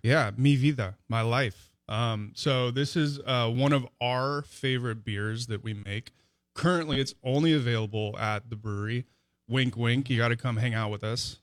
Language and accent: English; Los Angeles, California, United States; moved away as an adult; also born or lived in San Diego, California; now in Vicksburg, United States; I'm from Los Angeles originally.